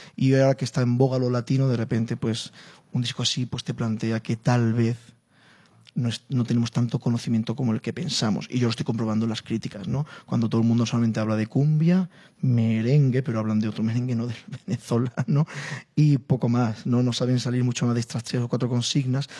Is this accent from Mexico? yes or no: no; Spain; Llego yo, como español, como flamenco